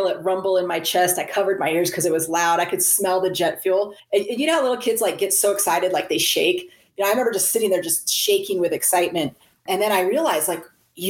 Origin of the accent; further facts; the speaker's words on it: Central California, United States; I grew up in a very stable household, middle class America. I was born in Central California